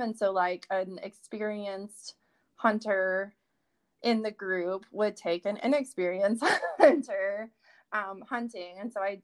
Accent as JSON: {"language": "English", "region": "Georgia", "country": "United States", "tie": "born or raised there", "said": "growing up in Georgia"}